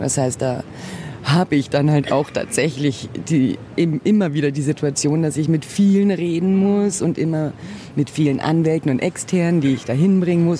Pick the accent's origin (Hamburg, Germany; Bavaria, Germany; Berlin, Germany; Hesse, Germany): Bavaria, Germany; Munich; ich bin hier in München geboren und wurde auch in Anführungszeichen deutsch, französisch und brasilianisch erzogen